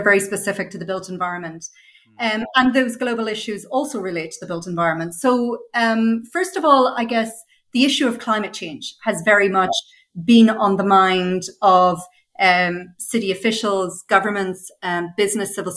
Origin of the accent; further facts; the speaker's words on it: Northern Ireland, United Kingdom; I grew up in Northern Ireland